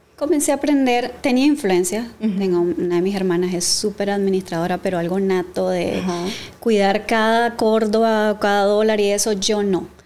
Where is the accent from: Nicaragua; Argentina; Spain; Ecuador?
Nicaragua; Matagalpa; soy de Matagalpa